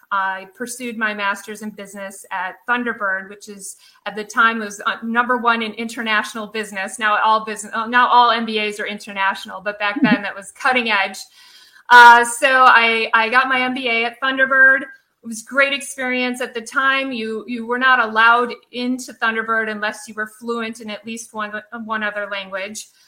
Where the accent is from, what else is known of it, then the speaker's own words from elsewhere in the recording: Midwest outside of Chicago, Illinois, United States; moved away; also born or lived in Seattle; growing up in Midwest outside of Chicago